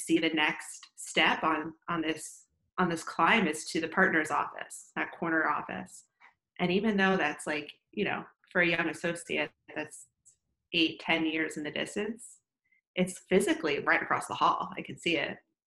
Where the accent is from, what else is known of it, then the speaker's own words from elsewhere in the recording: Northeast, United States; moved away as an adult; now in Austin, United States; I'm originally from the Northeast. I'm like a Northeastern at heart.